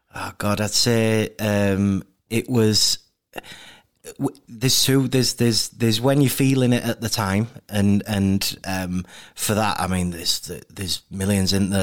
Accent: Leeds, Yorkshire and the Humber, United Kingdom; bo-, born and raised in Leeds, um, grew up in, mainly in a place called Wimmoor

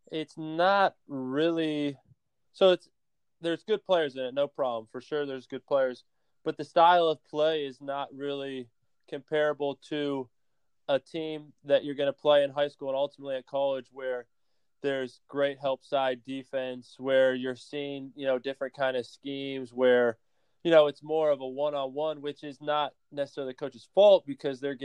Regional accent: Pennsylvania, United States; now in Tampa, United States; I grew up in Pennsylvania about 45 minutes from the Maryland border

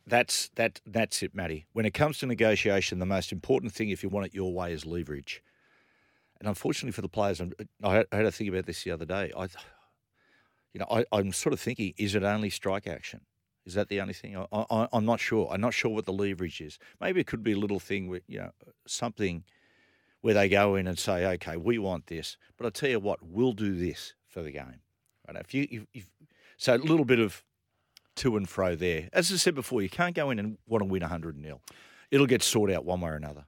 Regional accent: Sydney, New South Wales, Australia; I was brought up in La Perouse, which is probably the spiritual home of the Rabbitohs

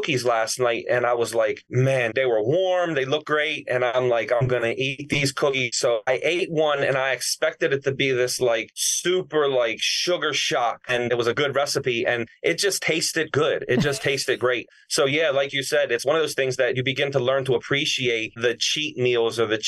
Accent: Baltimore, Maryland, United States; I grew up in Baltimore

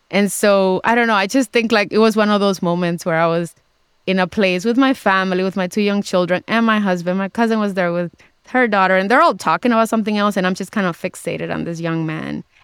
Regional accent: Dominican Republic; I'm in a different social class than I was when I when I was born in the Dominican Republic and as I was growing up there and now when I go back I can afford to stay in some pretty fancy places.

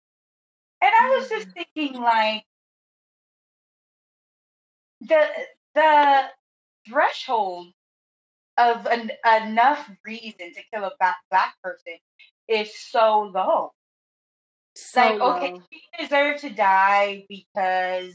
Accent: United States; as a Black woman, American, Black female American

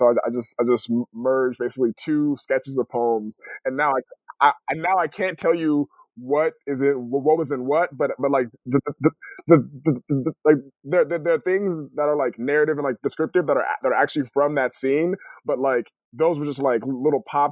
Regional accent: California, United States; moved away as an adult; also born or lived in Los Angeles, California / Connecticut / Boston / Detroit; now in Portland, United States; I grew up in California

